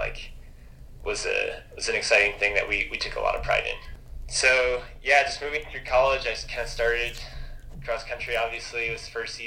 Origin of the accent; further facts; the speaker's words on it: Logan, Utah, United States; I grew up in Logan, Utah, so it's not too far away from where I am now